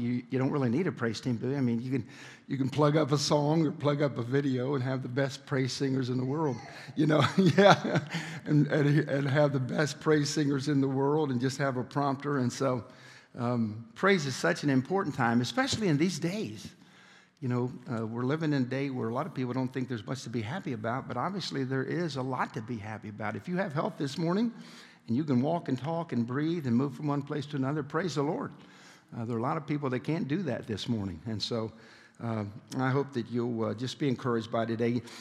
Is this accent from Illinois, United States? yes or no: yes; Chicago, Illinois, United States; I grew up in Chicago, Illinois